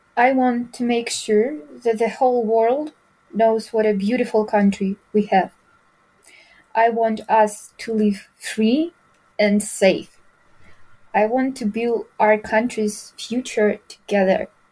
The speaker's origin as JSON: {"language": "English", "country": "Ukraine", "tie": "born or raised there", "second_language": "English", "said": "my choice was to stay here at my home. So it's my home, it's my bed, there's my family, there's my hometown, there's my home language. It's my country."}